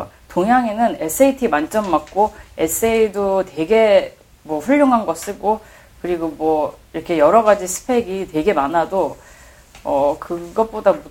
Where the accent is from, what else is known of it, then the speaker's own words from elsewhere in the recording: Boston, Massachusetts, United States; born there; 하버드 대학병원에서 태어나긴 했습니다.